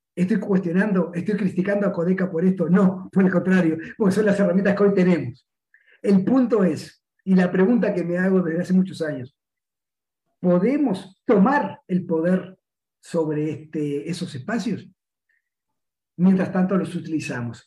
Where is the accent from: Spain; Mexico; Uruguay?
Uruguay